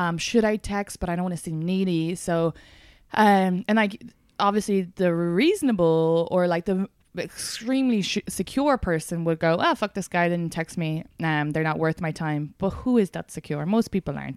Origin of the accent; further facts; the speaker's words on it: Ireland; now in United States; as a Irish immigrant